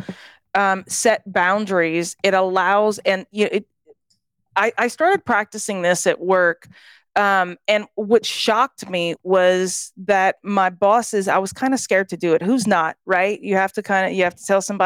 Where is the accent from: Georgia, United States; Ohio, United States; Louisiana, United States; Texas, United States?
Louisiana, United States; Southwest; moved away as an adult; also born or lived in California / Belgium; I was from Southwest Louisiana. And I actually, whenever I was 18, I moved to California